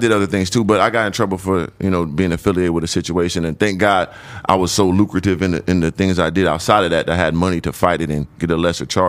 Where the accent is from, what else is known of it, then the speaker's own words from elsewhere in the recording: San Diego, California, United States; moved away; also born or lived in Phoenix, Arizona; originally I was born and raised in Southeast San Diego.